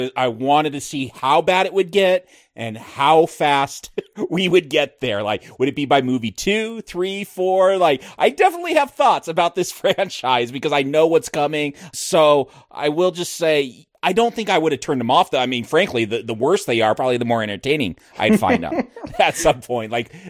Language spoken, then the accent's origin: English; California, United States; This was all filmed up by where I grew up in Northern LA County back when it was like in the 50s and 60s and 70s.